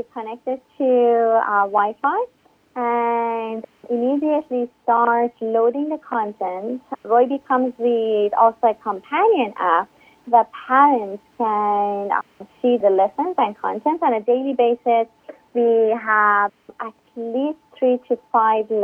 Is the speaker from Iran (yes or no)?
yes; Iran; English is a second language; moved away as an adult; now in United States; I grew up in Iran, moved to the U.S. about 13 years ago.